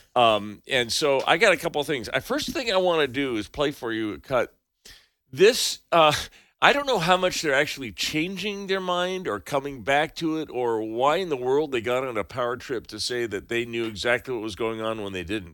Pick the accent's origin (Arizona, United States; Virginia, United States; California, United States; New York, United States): California, United States; Santa Cruz; my hometown of Santa Cruz, California.